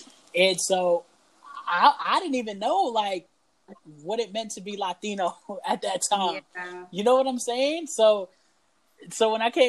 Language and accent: English; Canada; oh, I don't speak Spanish because I grew up in Canada?